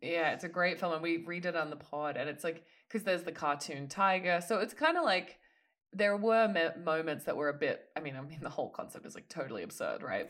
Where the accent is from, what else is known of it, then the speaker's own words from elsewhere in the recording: Australia; as an Australian